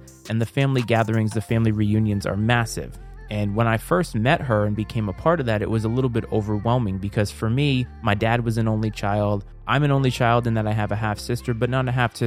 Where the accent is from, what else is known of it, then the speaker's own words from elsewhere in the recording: Rhode Island, United States; moved away as an adult; now in Virginia, United States; I'm a transplant, so I'm not originally from the area that I live. I am from Rhode Island. I live in Virginia.